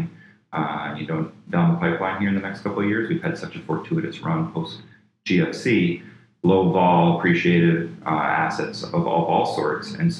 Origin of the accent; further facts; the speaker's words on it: Flint, Michigan, United States; moved away; I grew up in Flint, Michigan, very blue-collar